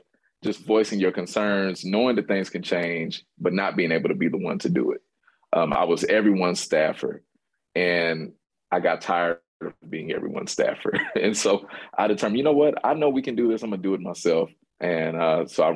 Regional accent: Louisville, Kentucky, United States; I'm from the West End of Louisville, one of the more segregated cities in the country

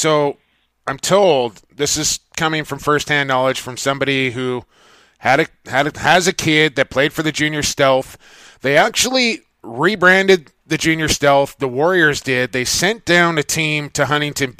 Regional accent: Vancouver, British Columbia, Canada; I'm from Vancouver.

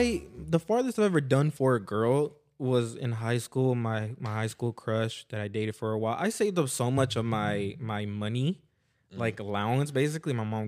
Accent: Los Angeles, California, United States; born and raised North Hollywood. That's where all of us grew up.

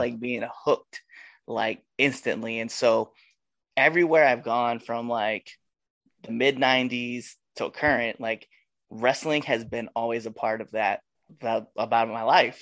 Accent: Nebraska, United States; I'm from Nebraska

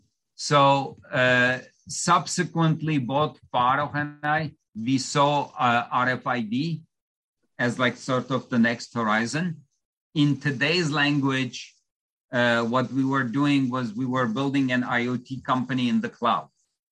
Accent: Istanbul, Turkey; English is a second language; So I come from Istanbul, Turkey. So English actually happens to be my fourth language. So that's why you may detect a slight accent.

